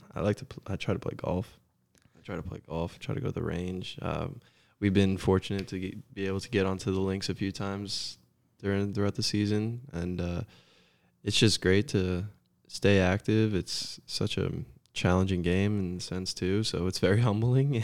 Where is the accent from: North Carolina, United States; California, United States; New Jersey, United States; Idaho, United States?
New Jersey, United States; Scotch Plains; moved away as an adult; now in Chattanooga, United States; growing up in Jersey